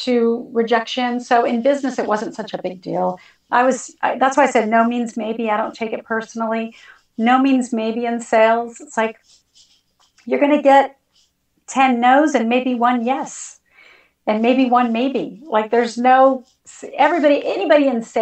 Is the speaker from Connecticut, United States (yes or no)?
no; California, United States; I'm born and raised in California